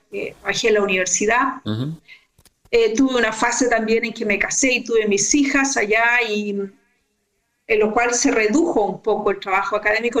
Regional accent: Concepción, Biobío, Chile; also born or lived in Los Ángeles, Chile; yo nací en Concepción eh, y viví casi toda mi vida allí

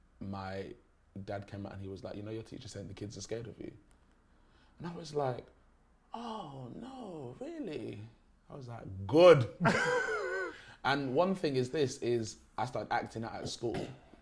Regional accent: Derby, East Midlands, United Kingdom; Derby's a very, very small city. It's not a village, it's a city. It's a very small city, but there is an even smaller village in Derby called Little Eaton, and that's where my school was.

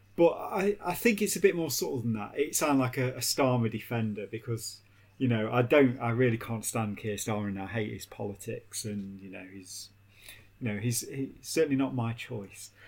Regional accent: Derby, East Midlands, United Kingdom; when I was a kid growing up in Derby

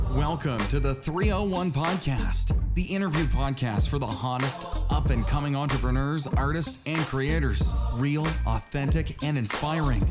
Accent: Hoofddorp, North Holland, Netherlands; also born or lived in Campania, Italy (born, near Naples); I grew up near Amsterdam in Hoofddorp.

